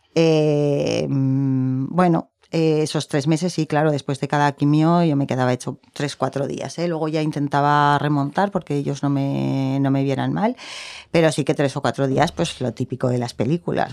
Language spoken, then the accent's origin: Spanish; Zaragoza, Aragon, Spain; yo soy de aquí, mis padres son de Soria, de dos pueblecitos pequeñitos